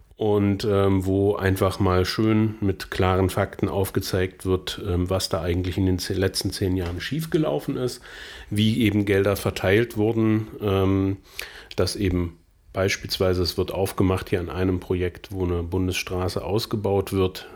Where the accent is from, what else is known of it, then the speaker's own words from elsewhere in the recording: Saxony-Anhalt, Germany; bei uns in Sachsen-Anhalt